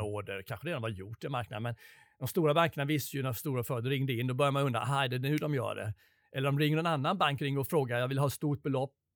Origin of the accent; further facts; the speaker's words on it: Sweden; Jag kom från Sverige.